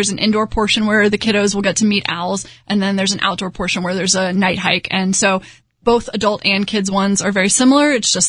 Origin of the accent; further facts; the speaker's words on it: Houston, Texas, United States; I grew up in Houston